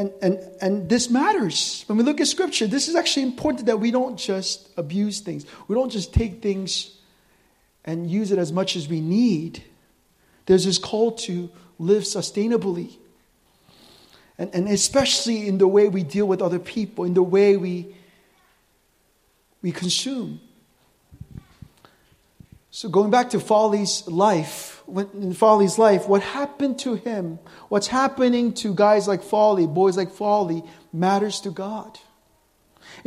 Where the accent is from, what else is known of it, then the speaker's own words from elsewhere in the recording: United States; I'm American